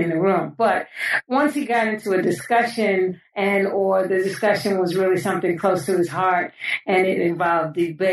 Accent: New York City, New York, United States; I was born and raised in New York City, in the Bronx specifically

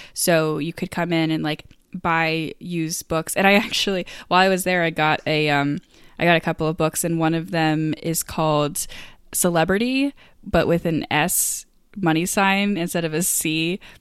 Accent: Maine, United States; moved away as an adult; also born or lived in Boston; I'm from Maine

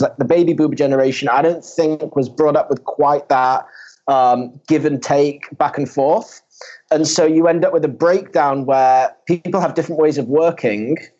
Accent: Manchester, North West England, United Kingdom; now in Tel Aviv, Israel; I'm actually from uh, Manchester in the UK

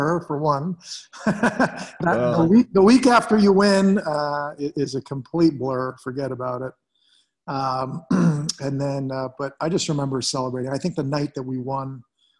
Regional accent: Canada; growing up as a Canadian boy, just playing the NHL was a dream

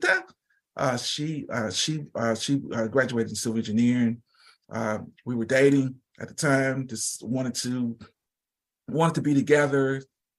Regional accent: Shreveport, Louisiana, United States; moved away as an adult; also born or lived in Eastern Washington / Baton Rouge, Louisiana; now in Oklahoma City, United States; I'm originally from Shreveport, Louisiana. Was raised by two Christian individuals

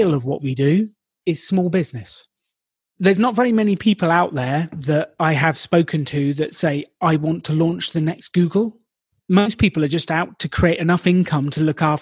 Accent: United Kingdom; I'm British

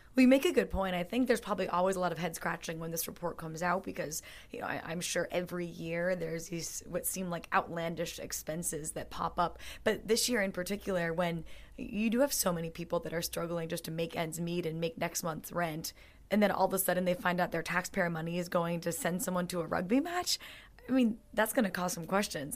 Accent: United States; I'm the American in the group

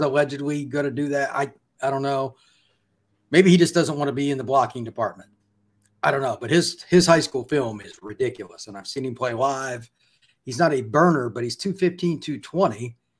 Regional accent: Indiana, United States; I grew up in Indiana

